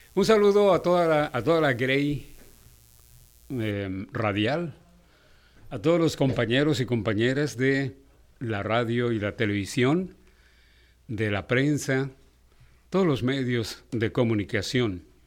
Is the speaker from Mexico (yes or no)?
yes; Mexico